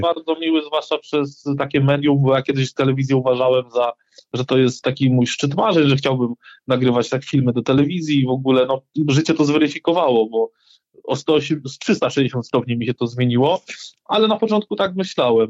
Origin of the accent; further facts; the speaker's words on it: Rzeszów, Subcarpathian Voivodeship, Poland; born or raised there